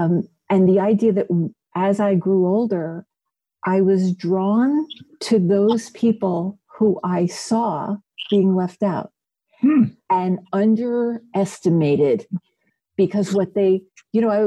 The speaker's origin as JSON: {"language": "English", "town": "Belleville", "region": "New Jersey", "country": "United States", "tie": "born or raised there", "said": "I grew up in a small town called Belleville, New Jersey."}